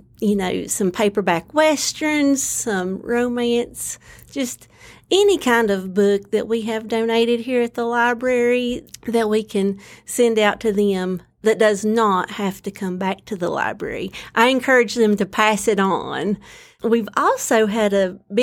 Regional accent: Lansing, North Carolina, United States; moved away; also born or lived in Galax, Virginia; I grew up in Lansing, North Carolina, just about 50 miles southwest of here

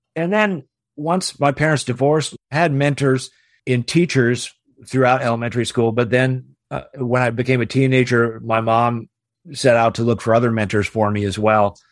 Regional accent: Portland, Oregon, United States; I grew up in Portland, Oregon, and I was an only child

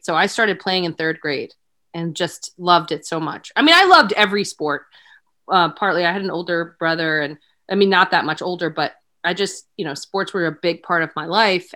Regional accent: Wilmington, Delaware, United States; also born or lived in St. Louis, Missouri; I was born actually in Saint Louis, Missouri. I lived there for five years, and then we moved back to Wilmington, Delaware

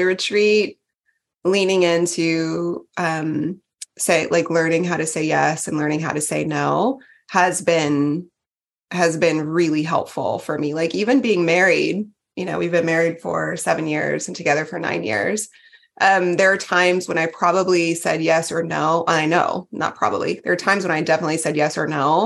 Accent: Texas, United States; I was from Texas

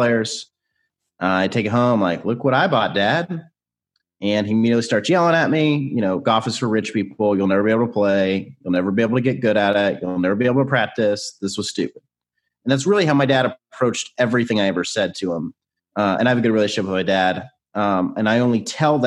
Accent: Nashville, Tennessee, United States; So I grew up in Nashville, still live in Nashville.

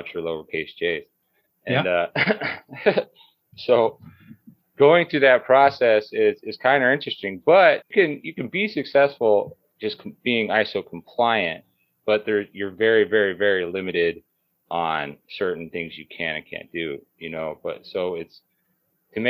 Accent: Las Vegas, Nevada, United States; I grew up here in Las Vegas, started working real young on the Strip

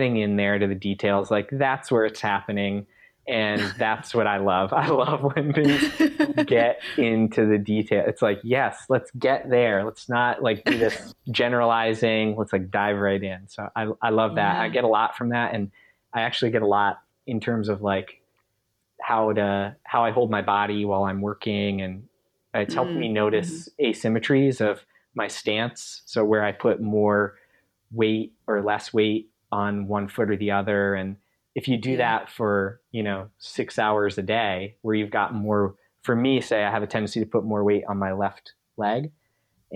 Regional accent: Pennsylvania, United States; also born or lived in North Carolina / Tennessee; now in Maine, United States; I grew up in Pennsylvania and then lived in North Carolina and Tennessee for a bunch of years

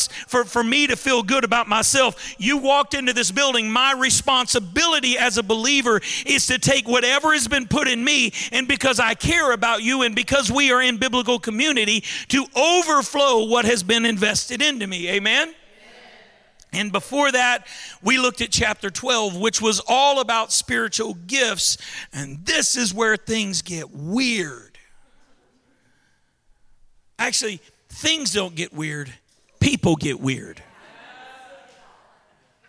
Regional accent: Baton Rouge, Louisiana, United States; I'm from Baton Rouge. We don't speak ancient Greek in Baton Rouge.

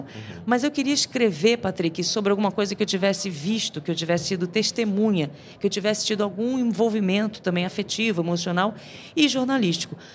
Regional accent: Rio de Janeiro, Brazil; moved away; also born or lived in São Paulo; eu sou carioca

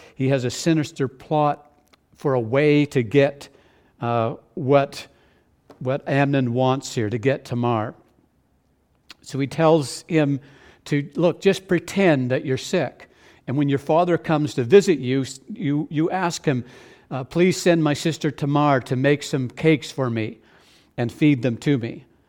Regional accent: New Brunswick, Canada; growing up in New Brunswick, at the end of potato harvest

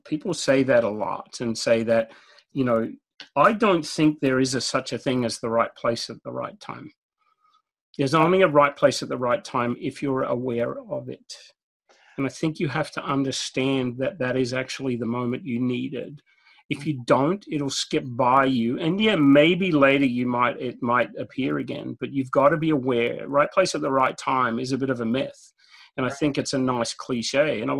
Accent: Australia; And growing up in Australia where it's 100 degrees or more during the summer every day, we don't know what snow is.

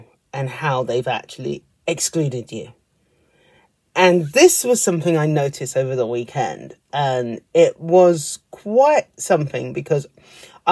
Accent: United Kingdom; being a British person

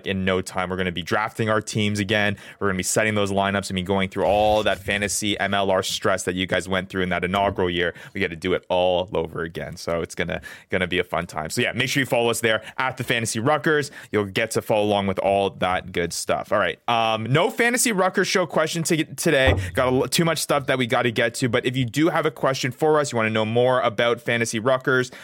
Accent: Canada; now in United States; born and raised in Canada, now living here in the United States.

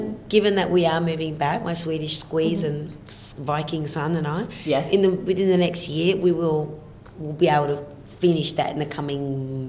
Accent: Australia; moved away as an adult; now in Sweden; Because I'm in Australia

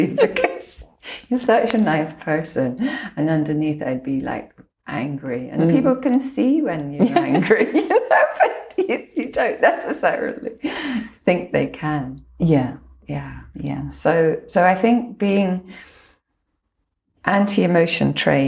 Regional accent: Lochland, Scotland, United Kingdom; I was brought up around Lochland.

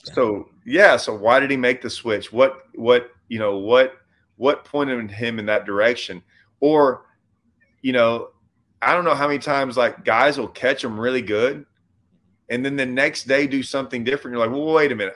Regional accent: Lake Livingston, Texas, United States; also born or lived in Nacogdoches, Texas; I grew up on Livingston

